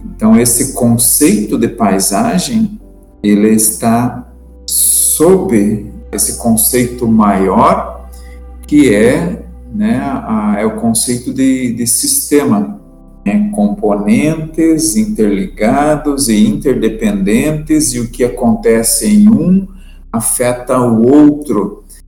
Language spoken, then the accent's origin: Portuguese; Morretes, Paraná, Brazil; E ainda somos de Morretes